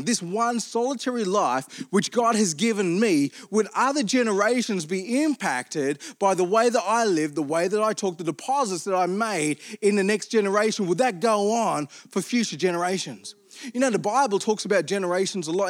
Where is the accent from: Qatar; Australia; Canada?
Australia; Armidale, New South Wales; I grew up in Armidale